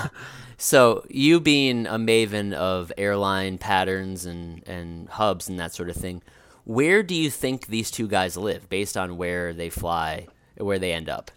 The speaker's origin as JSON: {"language": "English", "town": "Providence", "region": "Rhode Island", "country": "United States", "tie": "born or raised there", "said": "my hometown team, Providence"}